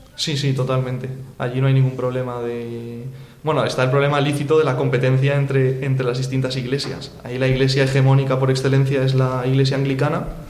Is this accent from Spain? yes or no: yes; Spain; yo soy español, me estoy preparando para ser sacerdote católico